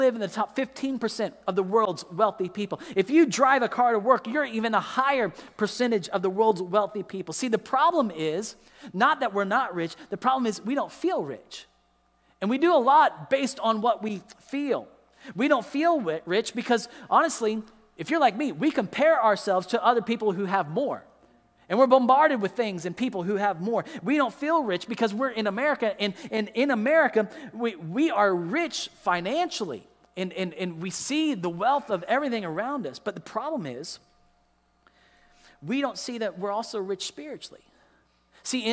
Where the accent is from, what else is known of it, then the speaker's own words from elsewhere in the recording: United States; as an American until I lived in another country